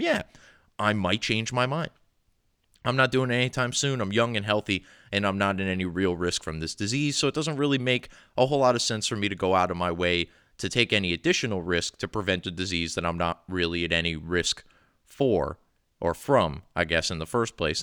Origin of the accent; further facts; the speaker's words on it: New Jersey, United States; I've grown up here